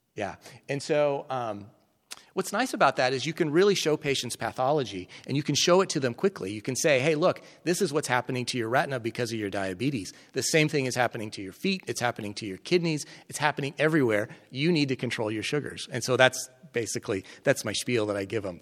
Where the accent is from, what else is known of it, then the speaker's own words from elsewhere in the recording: Colorado, United States; moved away as an adult; also born or lived in Nebraska; now in Kentucky, United States; I grew up in Colorado